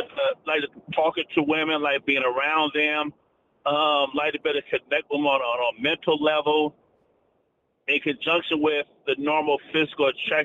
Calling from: Atlanta, Georgia, United States; from Atlanta.

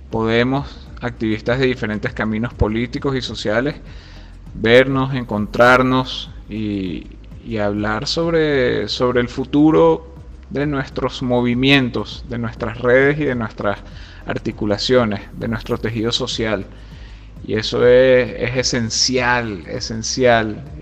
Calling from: Caracas, Capital District, Venezuela; Por aquí les habla … desde Caracas.

